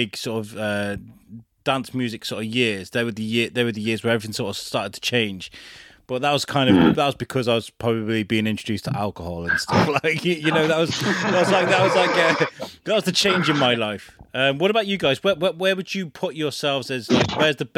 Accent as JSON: {"language": "English", "town": "Wrexham", "region": "Wales", "country": "United Kingdom", "tie": "born or raised there", "also_born_or_lived": "Telford", "moved": "yes", "said": "I am a Telford lad, moved to Wrexham and grew up there, and then moved back to Telford"}